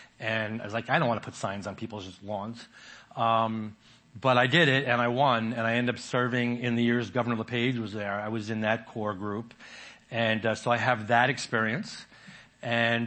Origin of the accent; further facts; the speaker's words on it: New York, United States; moved away as an adult; now in Maine, United States; I was born in New York.